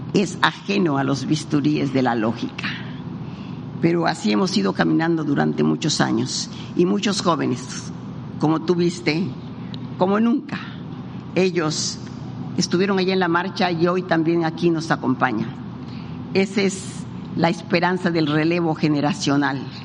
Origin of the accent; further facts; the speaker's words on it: Campeche, Mexico; en mi tierra